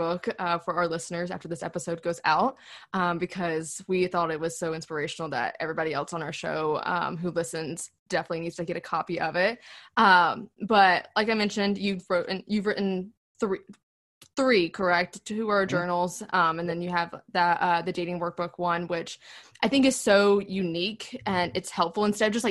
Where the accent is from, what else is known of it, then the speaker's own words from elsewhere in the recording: the South, United States; we grew up in the South